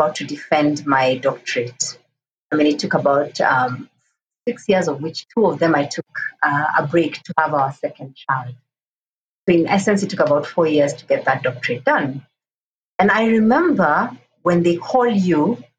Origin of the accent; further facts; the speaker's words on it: Kenya; And I'm a Kenyan, I'm an African woman, and a global citizen.